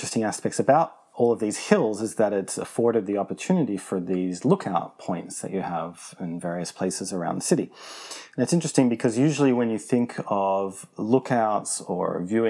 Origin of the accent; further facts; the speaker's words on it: Australia; also born or lived in Geneva, Switzerland; now in Lisbon, Portugal; I'm Australian, Wendy is American, and we lived in Switzerland, in the city of Geneva, for 6 years. But we recently moved, and now our new hometown is the city of Lisbon, which is the capital of Portugal.